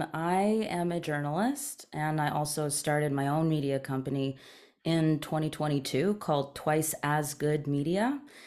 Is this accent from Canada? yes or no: yes; East Coast, Canada; also born or lived in Toronto / Maryland; I grew up between the East Coast of Canada and the East Coast of the United States. So I was born in Canada, moved around a lot between the East Coast and Toronto